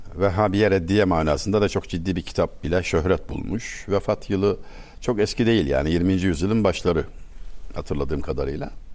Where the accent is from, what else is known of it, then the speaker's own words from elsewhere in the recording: Çameli, Denizli, Turkey; moved away as an adult; now in Istanbul, Turkey; Denizli Çameli'de evdeyim.